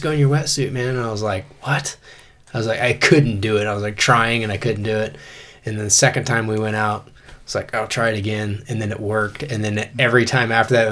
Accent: Idaho, United States; I'm from Idaho

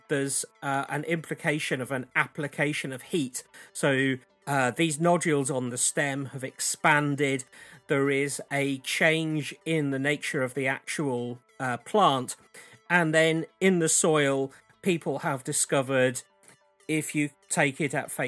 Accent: Wiltshire, South West England, United Kingdom; I grew up in Wiltshire, and I've lived very close to Wiltshire all of my life.

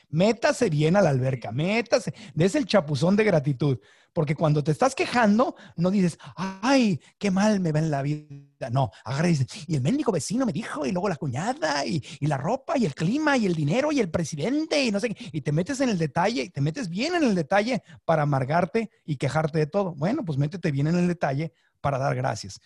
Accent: Sonora, Mexico; crecí en Sonora

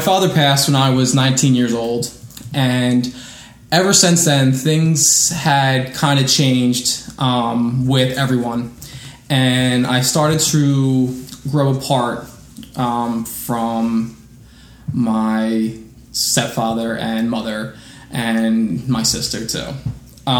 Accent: Philadelphia, Pennsylvania, United States; now in Florida, United States; born and raised in the Mayfair section of Philadelphia

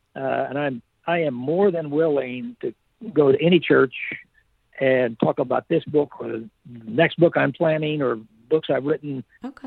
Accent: United States; I am a patriot. I'm not uh, anti American. I am an American

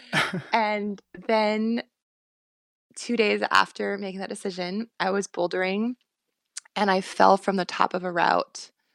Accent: Bush, Alaska, United States; growing up in Bush, Alaska

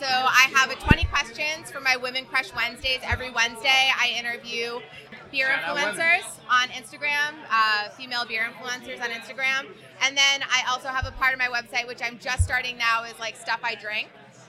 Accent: Massachusetts, United States; moved away as an adult; now in New Jersey, United States; I'm originally from Massachusetts.

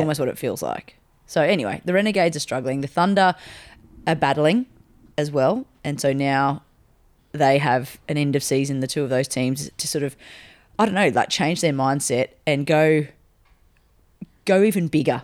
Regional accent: Australia; as an Australian public

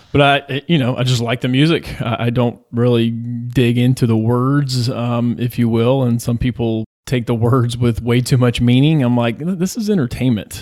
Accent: Georgia, United States; I'm from Georgia

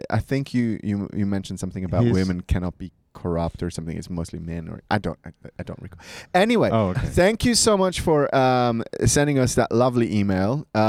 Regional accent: Bern, Switzerland; English is a second language; Now, I contest this because I'm from Bern, motherfucker.

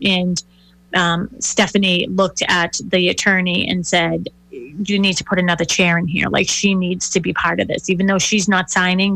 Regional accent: Boston, Massachusetts, United States; I grew up in the city. I grew up in Dorchester

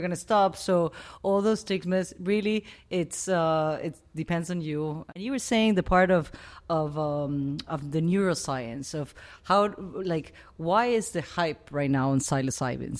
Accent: Venezuela; moved away; I grew up in the Amazon, in the Venezuelan Amazon

